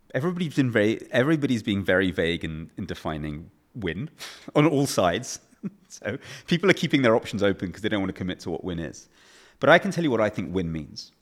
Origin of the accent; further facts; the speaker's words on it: England, United Kingdom; as an English person